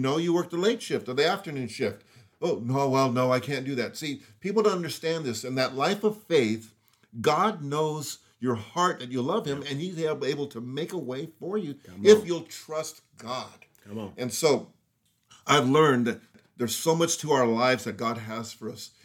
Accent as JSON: {"language": "English", "town": "Los Angeles", "region": "California", "country": "United States", "tie": "born or raised there", "said": "I grew up in Los Angeles area in the hood."}